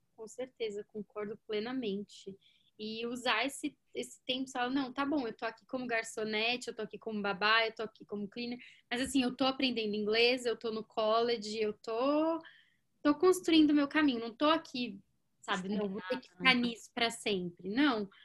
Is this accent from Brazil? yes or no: yes; Brazil; moved away as an adult; also born or lived in United States; now in Canada; eu vou ter saudade da minha família no Brasil